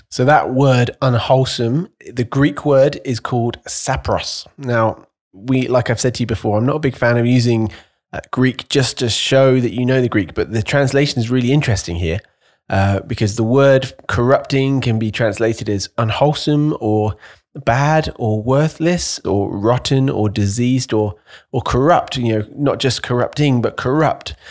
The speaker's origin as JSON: {"language": "English", "country": "United Kingdom", "said": "as a Brit"}